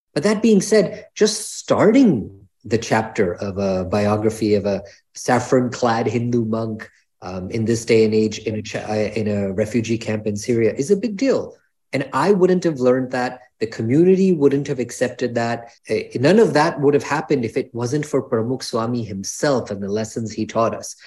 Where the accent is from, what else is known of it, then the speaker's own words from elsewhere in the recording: New York, United States; I was born here in New York